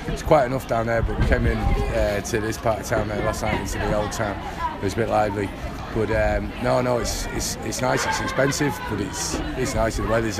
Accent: Manchester, North West England, United Kingdom; now in Dublin, Ireland; I'm originally from Manchester, but I live in Dublin.

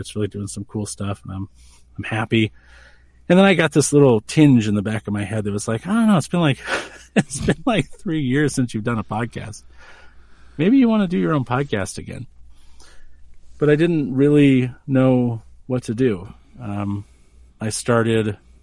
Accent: New Hampshire, United States; also born or lived in Maine; now in Colorado, United States; I was born in New Hampshire

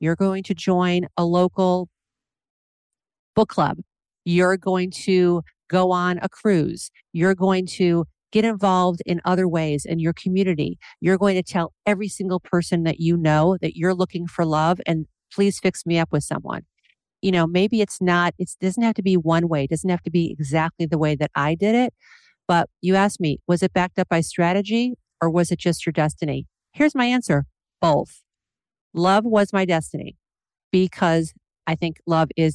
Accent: Independence, Ohio, United States; moved away as an adult; also born or lived in Los Angeles; now in Seattle, United States; I'm from a small town in Independence, Ohio

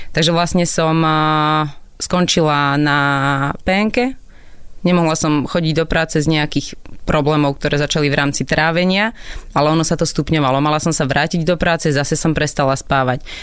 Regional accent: Prievidza, Trenčín Region, Slovakia; also born or lived in Koh Phangan, Thailand; Ja som z Prievidze, zo stredného Slovenska

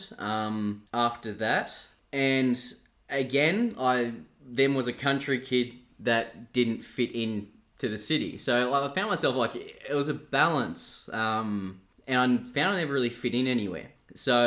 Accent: Dubbo, New South Wales, Australia; I was born in Dubbo

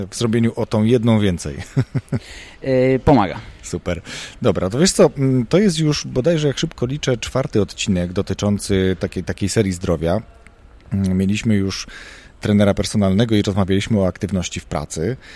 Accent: Poznań, Greater Poland, Poland; jestem z Poznania

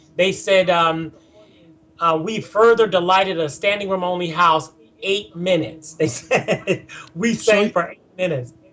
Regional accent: Philadelphia, Pennsylvania, United States; moved away; I grew up in Germantown in Mount Airy

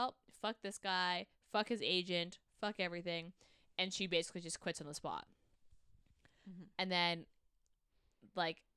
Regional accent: Canada; As a Canadian

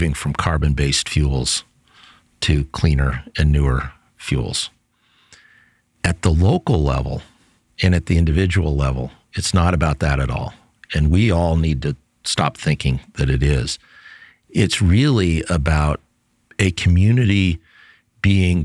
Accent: Boulder, Colorado, United States; I grew up in Boulder, but I've never really lived for any long period of time anywhere else

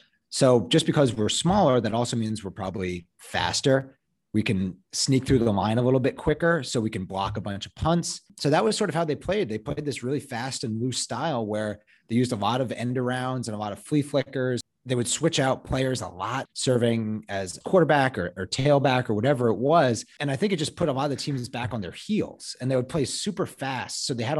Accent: Chicago, Illinois, United States; And like you said, I grew up in Hyde Park.

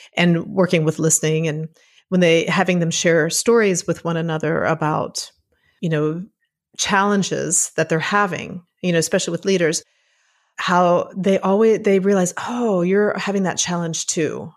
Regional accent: Puerto Rico; moved away; I grew up in Puerto Rico

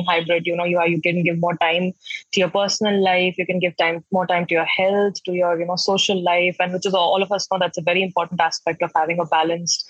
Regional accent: Patna, Bihar, India; moved away as an adult; also born or lived in Pune / Delhi; I'm from Patna

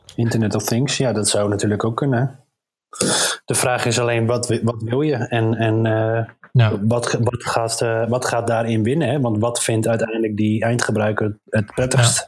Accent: Netherlands; we juist als Nederlanders

